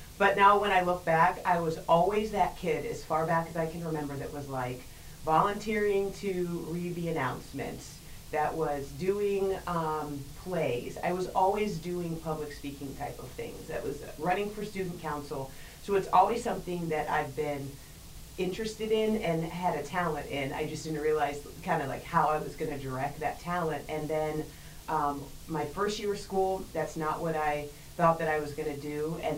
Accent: Atlanta, Georgia, United States; also born or lived in St. Louis / New Jersey / Pittsburgh / West Bloomfield; A little bit of everywhere. I say that I'm from Atlanta, but I was actually born in St. Louis. My dad worked for Ford, and so we moved a lot. I lived in, New Jersey. I lived in Pittsburgh.

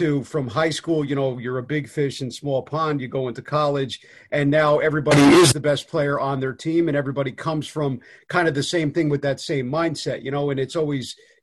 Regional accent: Northeast, United States; growing up in the Northeast like me

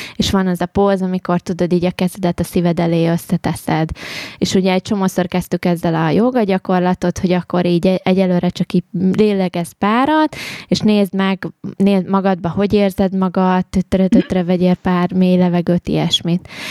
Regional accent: Mezőkövesd, Borsod-Abaúj-Zemplén, Hungary; én arról a környékről származom egyébként, ugye oh. mezőkövesd ott

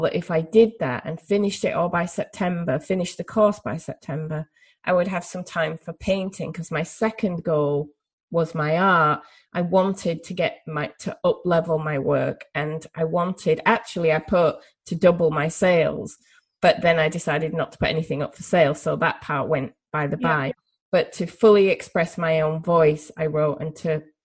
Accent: Yorkshire and the Humber, United Kingdom; also born or lived in United States; there's the Yorkshire part of my brain or the Northern England part of my brain

